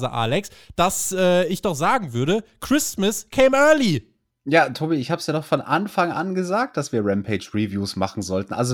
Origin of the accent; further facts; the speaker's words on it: Bavaria, Germany; bei uns in Bayern